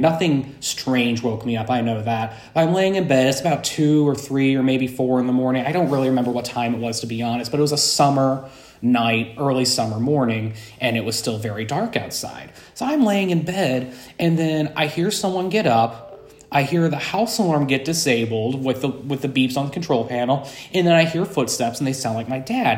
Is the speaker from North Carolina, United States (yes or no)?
no; Alton, Illinois, United States; moved away as an adult; now in Saint Louis, United States; I'm originally from Alton, Illinois, and I lived in the Alton, Illinois area for about twenty-five years